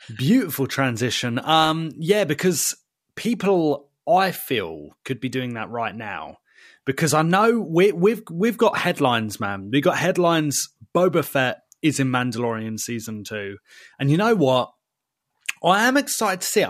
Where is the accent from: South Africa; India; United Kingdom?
United Kingdom; we're British